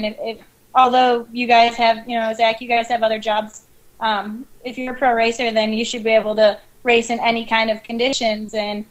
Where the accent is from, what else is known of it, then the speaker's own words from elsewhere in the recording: West Virginia, United States; Hey, I think we're from West Virginia. We can say it however we want.